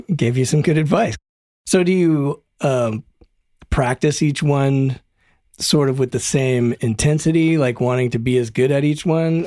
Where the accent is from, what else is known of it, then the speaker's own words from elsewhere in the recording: Broomfield, Colorado, United States; also born or lived in Denver, Colorado; now in Los Angeles, United States; I grew up in Broomfield, Colorado